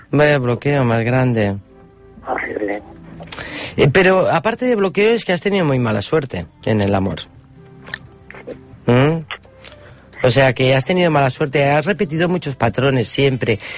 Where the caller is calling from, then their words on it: Barcelona, Catalonia, Spain; de Barcelona.